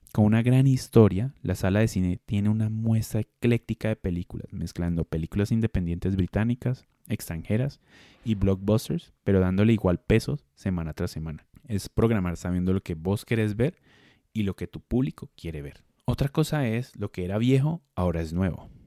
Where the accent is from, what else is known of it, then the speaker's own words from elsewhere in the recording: Colombia; en Colombia dentro de nuestra forma de hablar le decimos a las salas independientes salas alternativas